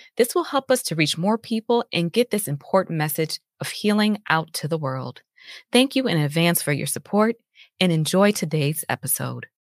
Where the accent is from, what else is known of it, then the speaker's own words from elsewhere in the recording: Chicago, Illinois, United States; I'm from the Chicagoland area